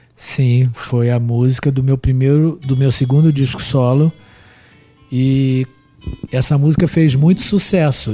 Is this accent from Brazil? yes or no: yes; Brazil; não sou do Nordeste, mas sou do Brasil